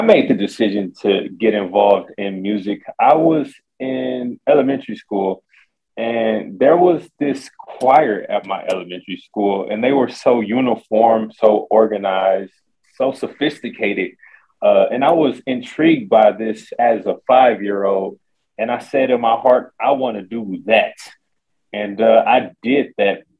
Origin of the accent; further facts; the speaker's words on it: Detroit, Michigan, United States; I'm from Detroit, Michigan